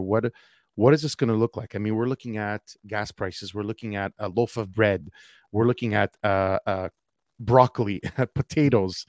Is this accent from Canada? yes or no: yes; Quebec, Canada; Quebec, okay, my home province